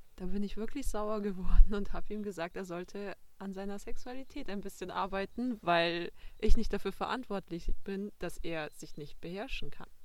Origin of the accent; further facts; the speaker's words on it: Passau, Bavaria, Germany; ich bin aus Passau